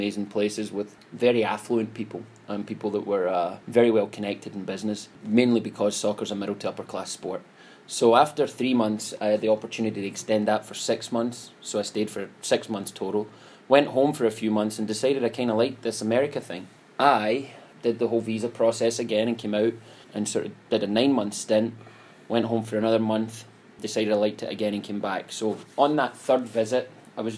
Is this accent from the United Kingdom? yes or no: yes; Scotland, United Kingdom; moved away; born and raised in Scotland